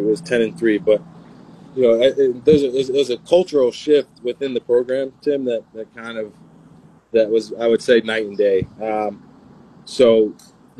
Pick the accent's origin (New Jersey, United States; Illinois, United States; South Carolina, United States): New Jersey, United States; Teaneck; Northern Jersey, where I'm from